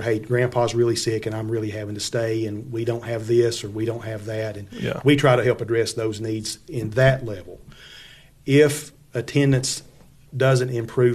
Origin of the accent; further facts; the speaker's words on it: Monterey, Tennessee, United States; I grew up in a little community outside of Monterey. It was called Lovejoy.